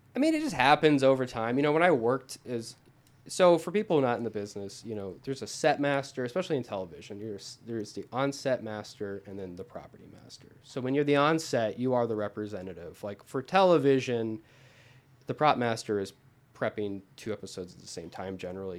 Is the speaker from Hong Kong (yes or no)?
no; Arizona, United States; moved away as an adult; now in Los Angeles, United States; I'm from Arizona. Everyone has a gun in Arizona.